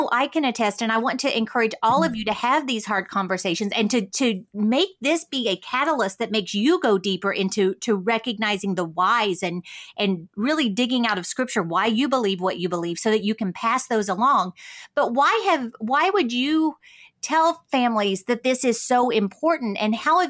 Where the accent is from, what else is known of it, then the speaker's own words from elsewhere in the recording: United States; as American Christians